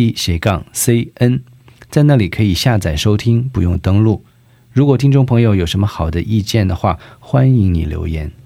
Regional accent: southern China, China; moved away as an adult; now in South Korea; 我是南方人嘛，哦。在我们那儿 四季都一样

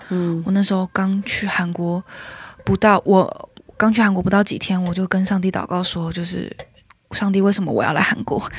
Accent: Taiwan; moved away as an adult; now in South Korea; 我就是台湾人

